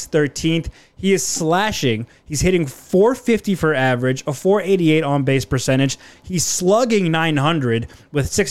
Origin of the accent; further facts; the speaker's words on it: Silver Spring, Maryland, United States; I played up in Laytonville, so it's a little north of where I grew up in Silver Spring, just past Olney